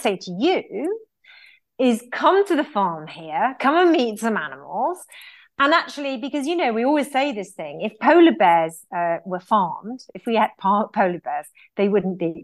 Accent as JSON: {"language": "English", "country": "United Kingdom", "said": "as British people"}